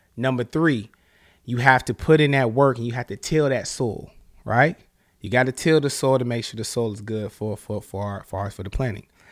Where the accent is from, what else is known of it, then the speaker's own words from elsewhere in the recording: the South, United States; now in Charlotte, United States; I'm from the South